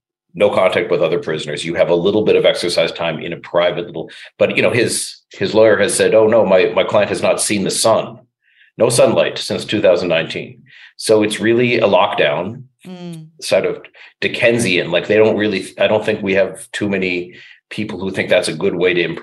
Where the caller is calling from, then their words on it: Canada; like I'm talking now from Canada, we don't have that kind of really, really severe lockdown.